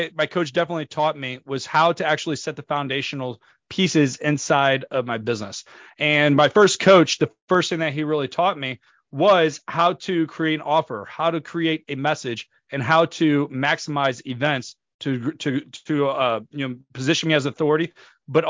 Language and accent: English; St. Louis, Missouri, United States; I come from St. Louis, Missouri, which is in the United States. So in the St. Louis, Missouri, I grew up from a young age